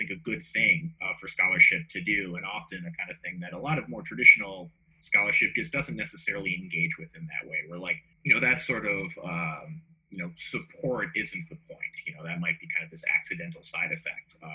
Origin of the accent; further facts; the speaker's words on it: Minneapolis, Minnesota, United States; I grew up in near North Minneapolis